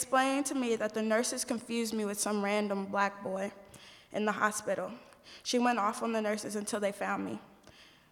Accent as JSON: {"language": "English", "town": "Indianapolis", "region": "Indiana", "country": "United States", "said": "I'm from Indianapolis, Indiana"}